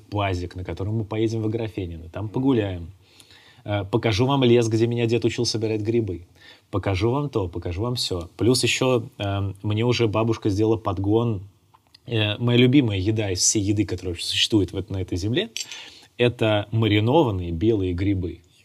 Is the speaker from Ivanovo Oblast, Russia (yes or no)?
yes; Ivanovo, Ivanovo Oblast, Russia; moved away; я родился в Иваново